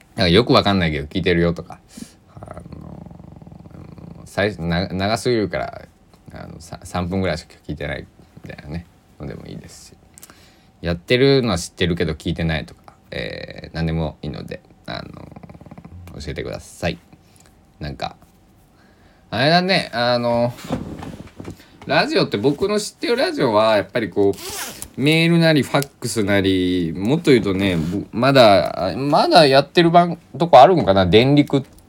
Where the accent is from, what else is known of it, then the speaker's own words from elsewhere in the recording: Kochi, Japan; 地元高知県のあの鏡川の宵祭りっていうイベント